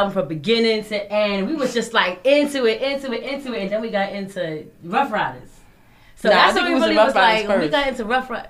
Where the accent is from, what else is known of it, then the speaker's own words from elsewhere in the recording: New York City, New York, United States; also born or lived in Astoria, Queens; So when we moved to Tilden and we were being raised by our big sister